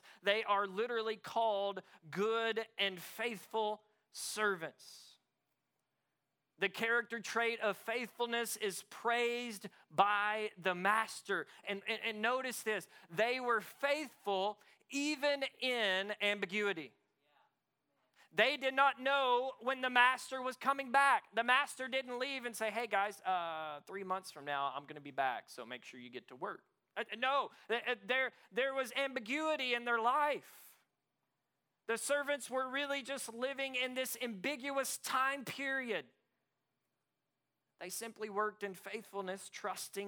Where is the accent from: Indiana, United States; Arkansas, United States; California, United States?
Arkansas, United States; moved away; also born or lived in East Texas; I grew up in Arkansas. We're all about farming